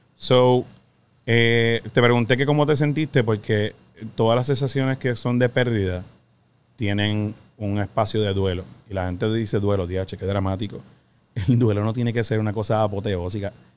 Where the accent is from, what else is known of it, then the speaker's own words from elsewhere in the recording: Puerto Rico; Somos boricua